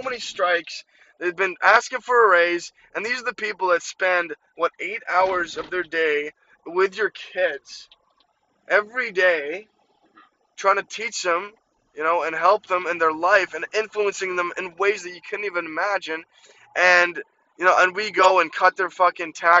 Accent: Ukraine; moved away; I grew up in Ukraine

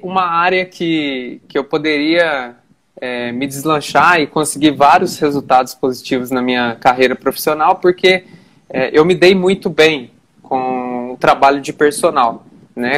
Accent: Boa Esperança, Minas Gerais, Brazil; also born or lived in Campo do Meio, Minas Gerais; now in Varginha, Brazil; eu nasci em Campo do Meio, uma cidade bem pequenininha. É, passei a morar em Boa Esperança com meu pai e hoje, atualmente, estou em Varginha, Minas Gerais

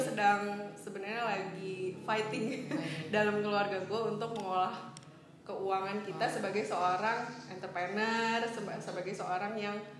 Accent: Bogor, West Java, Indonesia; gue lahir besar di Bogor

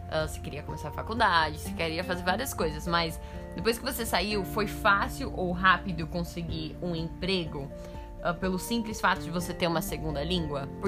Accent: Brazil; E eu sou fluente em português, eu sou brasileira e eu não conhecia.

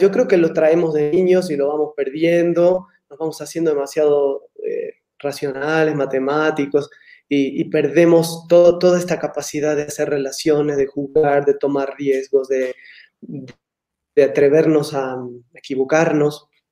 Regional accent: Argentina; moved away as an adult; ya hace muchos años que salí de Argentina

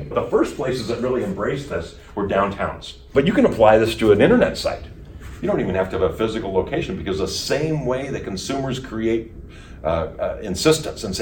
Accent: Colorado, United States; also born or lived in Wisconsin / Huntington, West Virginia; I was born in Wisconsin and grew up in Colorado

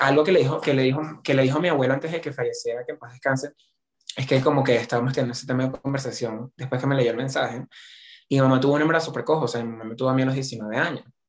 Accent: Venezuela

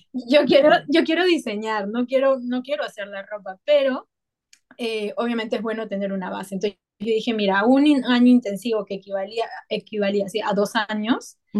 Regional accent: Peru; also born or lived in Paris; now in Bali, Indonesia; soy peruana

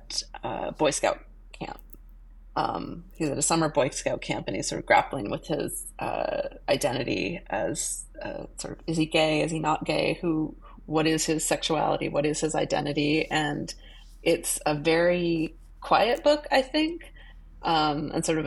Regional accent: Boise, Idaho, United States; moved away as an adult; now in New York City, United States; when I was growing up in Boise, Idaho

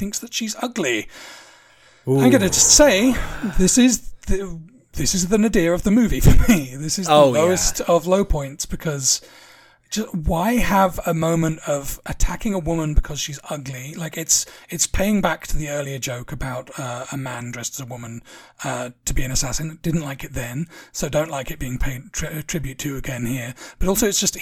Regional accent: England, United Kingdom; as an Englishman

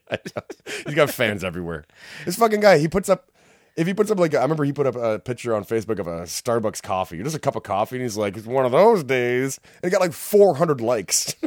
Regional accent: Whitby, Ontario, Canada; I'm not from here. I'm from Whippy

